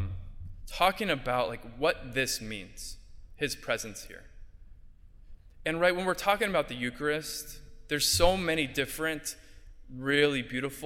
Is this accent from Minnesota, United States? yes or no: no; Southern California, United States; moved away as an adult; now in Bronx, New York, United States; I'm from Southern California